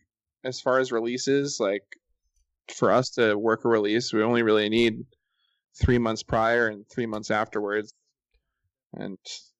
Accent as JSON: {"language": "English", "region": "Massachusetts", "country": "United States", "moved": "as an adult", "lives_now": "Los Angeles, United States", "said": "I'm from Massachusetts."}